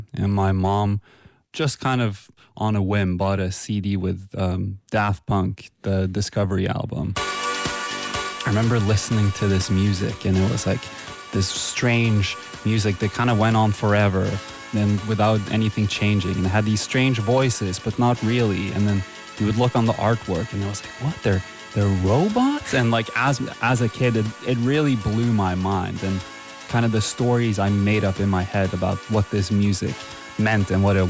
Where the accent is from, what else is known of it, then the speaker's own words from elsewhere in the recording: Halden, Østfold, Norway; I lived in this tiny town called Halden, and it has like 30,000 people in it